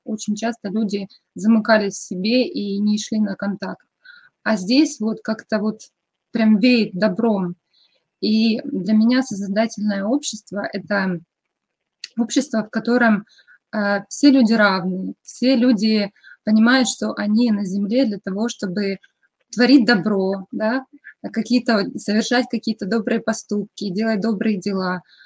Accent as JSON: {"language": "Russian", "town": "Kremenchuk", "region": "Poltava Oblast", "country": "Ukraine", "moved": "as an adult", "lives_now": "Akureyri, Iceland", "said": "я из Украины, из такого маленького городка, как Кременчуг. И сейчас на данном этапе я проживаю в Исландии, тоже в маленьком городке Акурери"}